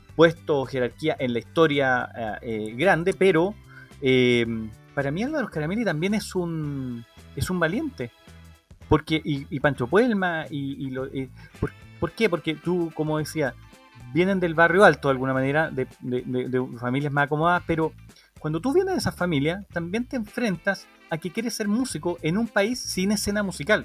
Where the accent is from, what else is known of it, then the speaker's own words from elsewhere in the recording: Chile; somos muy chilenos algunas veces para nuestras cosas